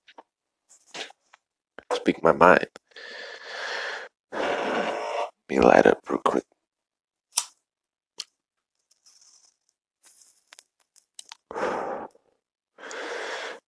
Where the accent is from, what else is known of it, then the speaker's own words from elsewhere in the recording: United States; as American people and individuals